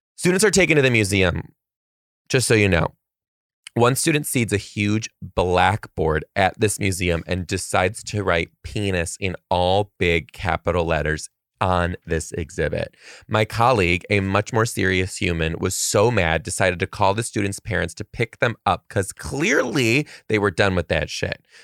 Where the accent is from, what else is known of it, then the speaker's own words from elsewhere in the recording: Detroit, Michigan, United States; moved away; I'm from Detroit